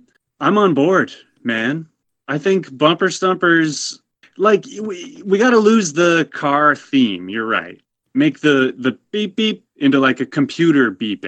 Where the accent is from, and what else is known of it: Canada